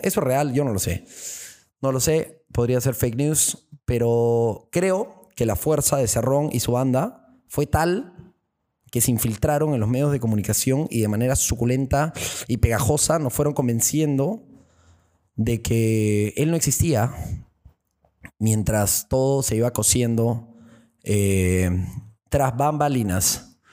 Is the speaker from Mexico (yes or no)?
no; Peru; esa fuerza perucha que ya es dentro de nosotros